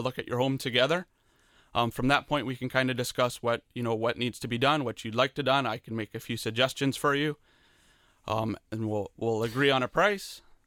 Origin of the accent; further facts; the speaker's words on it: Leamington, Ontario, Canada; I grew up in Leamington